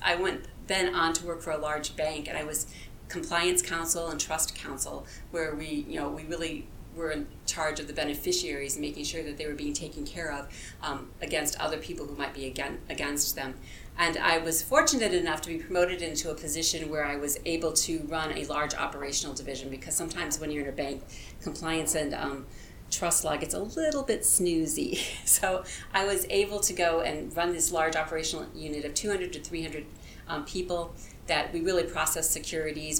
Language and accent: English; farm area of Illinois, United States; moved away; I was born in the Midwest. Um, I grew up in the farm area of Illinois